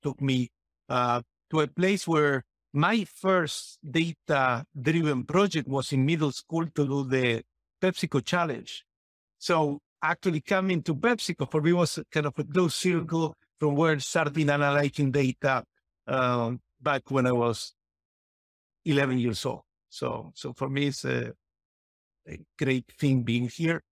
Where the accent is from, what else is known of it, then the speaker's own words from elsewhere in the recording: Argentina; moved away; I come from Argentina